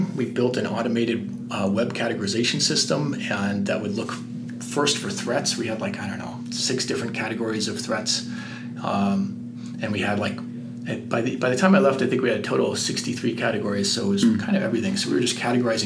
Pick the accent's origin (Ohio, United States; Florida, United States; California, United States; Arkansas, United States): California, United States; San Francisco; moved away as an adult; also born or lived in Boston; now in Colorado, United States; I grew up in San Francisco